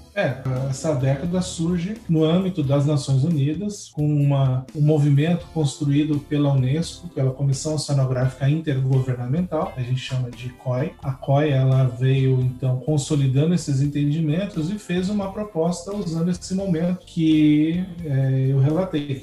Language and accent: Portuguese; Suzano, São Paulo, Brazil; now in São Paulo, Brazil; eu nasci em Suzano, que não tem nada a ver com o mar a princípio, é grande São Paulo